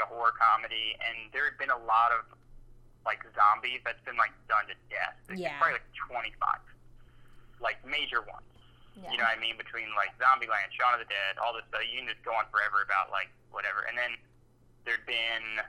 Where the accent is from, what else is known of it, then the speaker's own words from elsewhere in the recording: Georgia, United States; we're from Georgia